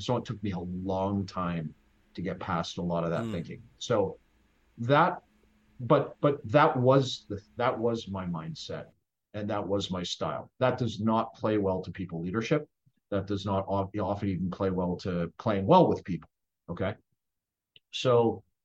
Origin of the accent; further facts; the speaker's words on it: Saskatchewan, Canada; I grew up in Saskatchewan.